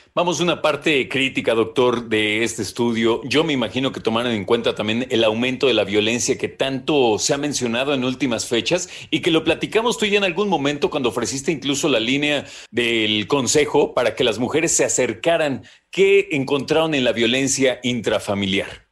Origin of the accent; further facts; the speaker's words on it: Mexico; como mexicanas